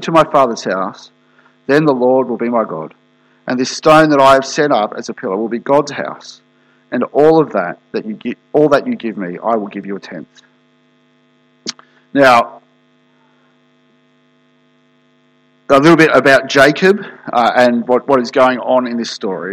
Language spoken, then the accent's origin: English; Australia; moved away; I'm from Australia originally